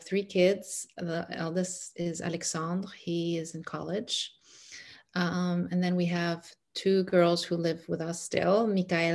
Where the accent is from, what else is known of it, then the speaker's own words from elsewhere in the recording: Egypt; English is a second language; now in United States; I'm from Egypt. So mm-hmm. I grew up in Egypt.